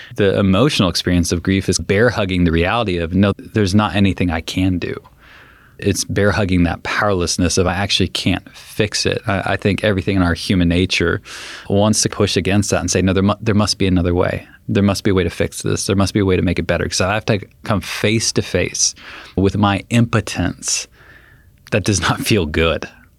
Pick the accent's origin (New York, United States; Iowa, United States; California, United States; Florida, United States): California, United States; San Diego; I grew up in San Diego, so we go back for the funeral in San Diego.